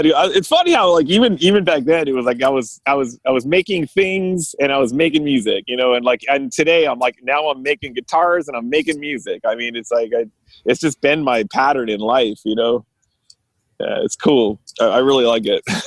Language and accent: English; California, United States; I'm born and raised in California